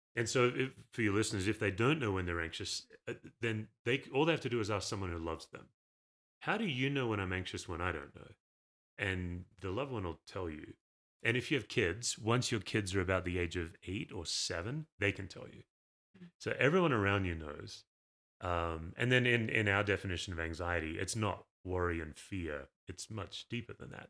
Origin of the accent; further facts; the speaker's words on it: Perth, Western Australia, Australia; moved away as an adult; also born or lived in Knoxville, Tennessee; now in Colorado, United States; I grew up unchurched in Australia, Perth